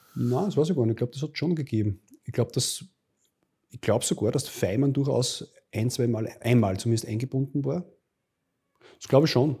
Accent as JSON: {"language": "German", "town": "Linz", "region": "Upper Austria", "country": "Austria", "tie": "born or raised there", "said": "in meinem Heimatbundesland Oberösterreich"}